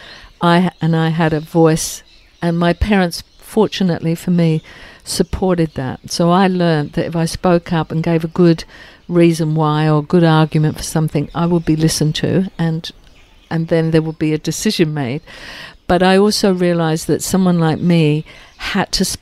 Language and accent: English; England, United Kingdom; now in Australia; I grew up in England